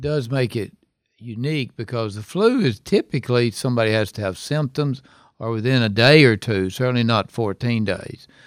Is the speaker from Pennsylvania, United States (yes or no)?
no; Hohenwald, Tennessee, United States; also born or lived in Memphis, Tennessee; I'm from Hohenwald, which is a small town. That's my hometown.